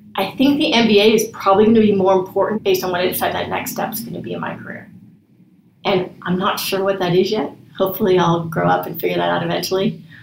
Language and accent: English; West Coast, United States; moved away as an adult; also born or lived in Cincinnati; I'm from the West Coast